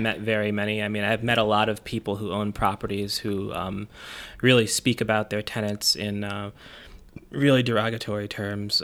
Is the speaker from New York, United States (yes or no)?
yes; Buffalo, New York, United States; I was born on Northumberland Avenue, and that I was raised in University Heights